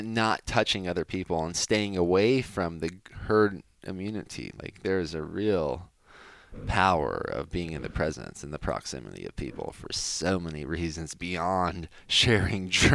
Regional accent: United States; as an American

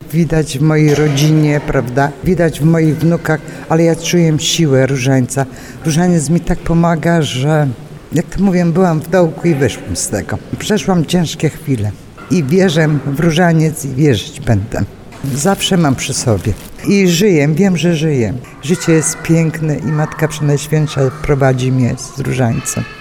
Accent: Poland; Pochodzę z Bożejowic, dokładnie z parafii święty Matki Boskiej Częstochowskiej

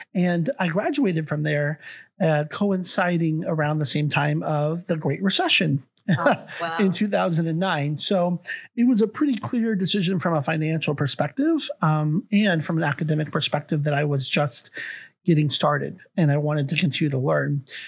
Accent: Olympia, Washington, United States; also born or lived in Australia / Canada; Evergreen State College in Olympia, Washington, my hometown

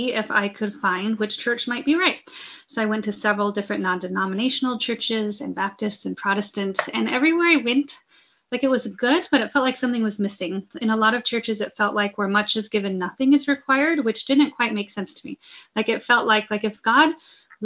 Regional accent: Mesa, Arizona, United States; I grew up in Mesa, Arizona

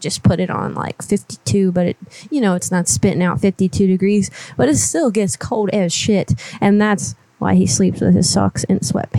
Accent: Florida, United States; I'm from Florida, but I hate it.

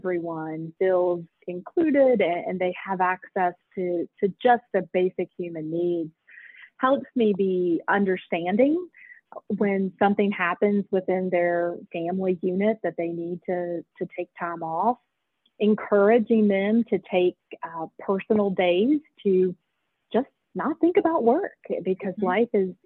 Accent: Fayette County, West Virginia, United States; I have lived my entire life in West Virginia. I grew up in Fayette County.

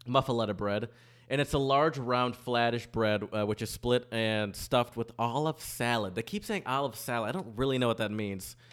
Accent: Michigan, United States; also born or lived in Louisiana; now in New Orleans, United States; I'm from Michigan

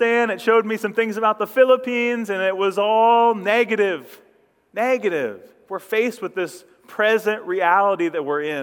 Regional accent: Ashland County, Ohio, United States; I come from farm country here in Ohio. I grew up over in Ashland County or up in Ashland County

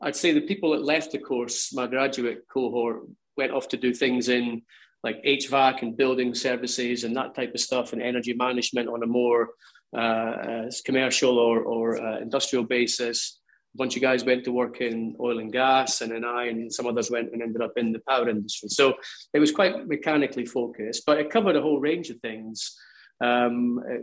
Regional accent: Kirkcaldy, Scotland, United Kingdom; moved away; very fond memories of growing up in Kirkcaldy

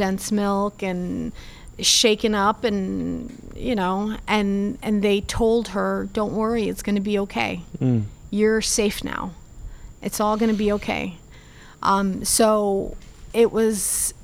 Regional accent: Tampa, Florida, United States; English is a second language; also born or lived in Cuba / Atlanta / Miami; I grew up in Tampa, and here I am in Miami getting my citizenship.

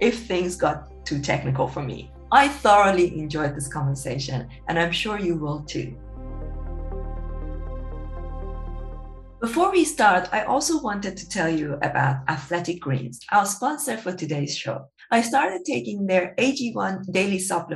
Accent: Iran; moved away; I grew up in Iran

